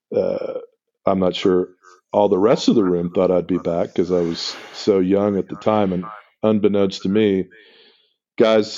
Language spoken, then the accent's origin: English; Miami, Florida, United States; I was born in Miami